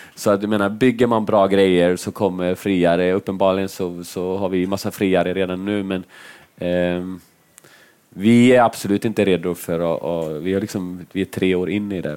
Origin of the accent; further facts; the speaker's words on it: Finland; jag är finne